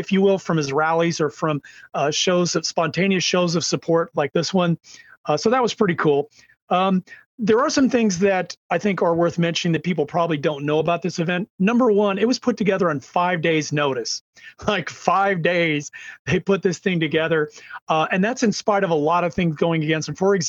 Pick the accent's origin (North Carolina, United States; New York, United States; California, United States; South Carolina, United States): California, United States